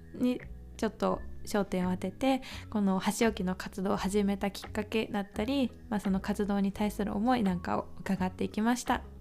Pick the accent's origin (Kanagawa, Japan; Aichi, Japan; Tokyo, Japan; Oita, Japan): Kanagawa, Japan; Yokohama; moved away as an adult; now in Arita, Japan; 地元横浜から佐賀県有田町をやってきた